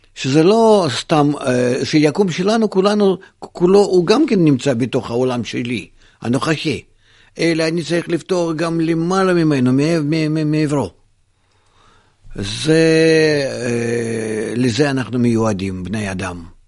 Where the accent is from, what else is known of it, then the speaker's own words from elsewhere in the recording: Israel; אני גדלתי בישראל